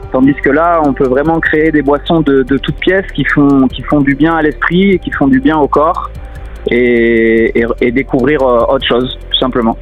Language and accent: French; south of France, France; also born or lived in Montpellier; now in Paris, France; Je suis originaire du, sud de la France